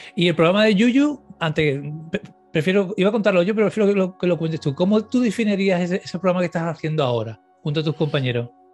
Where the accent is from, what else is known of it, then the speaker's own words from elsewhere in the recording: Cádiz, Andalusia, Spain; gaditano como yo, eh, de la zona de Puerta Tierra, porque en Cádiz hay dos partes, la parte de Cádiz y Puerta Tierra. Él y yo somos de Puerta